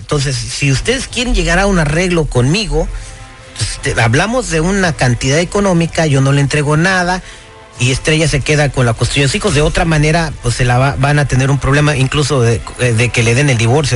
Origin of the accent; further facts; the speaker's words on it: Pittsburg, California, United States; donde yo nací se llama Pittsburgh, California.